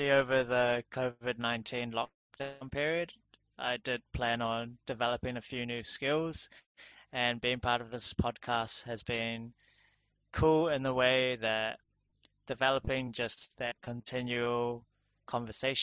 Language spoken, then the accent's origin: English; New Zealand; we are all from New Zealand